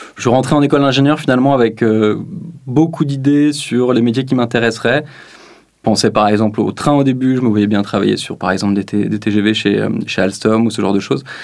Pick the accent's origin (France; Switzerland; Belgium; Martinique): Switzerland; Lausanne, Vaud; je viens de Lausanne, en Suisse